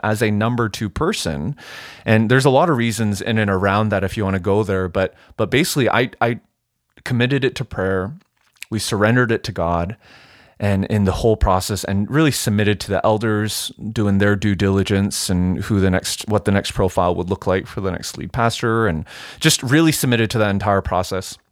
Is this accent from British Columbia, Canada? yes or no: yes; Vancouver, British Columbia, Canada; moved away as an adult; also born or lived in United States; now in Edmonton, Canada; born and raised in Vancouver